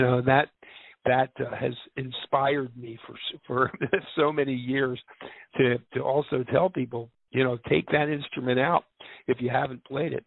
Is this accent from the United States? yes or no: yes; Philadelphia, Pennsylvania, United States; I grew up in Philadelphia